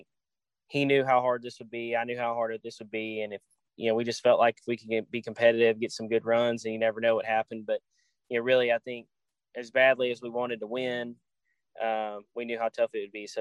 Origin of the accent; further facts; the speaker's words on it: Nashville, Tennessee, United States; I'm from the Nashville area